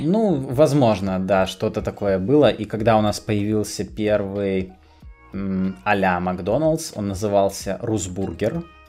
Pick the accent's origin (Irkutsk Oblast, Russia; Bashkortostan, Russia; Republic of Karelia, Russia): Republic of Karelia, Russia; Kostomuksha; moved away; also born or lived in Petrozavodsk; я родился в Петрозаводске, но большую часть э, своей жизни я прожил не там, поскольку родители были вынуждены приехать из э, Петрозаводска на новую работу в Костомукшу